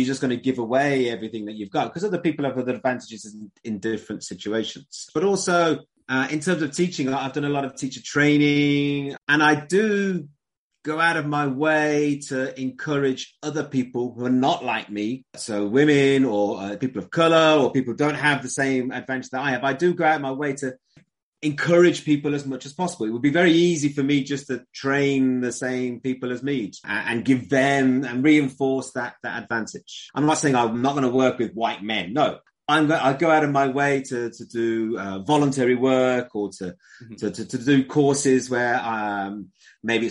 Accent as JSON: {"language": "English", "country": "United Kingdom", "said": "I come from Britain"}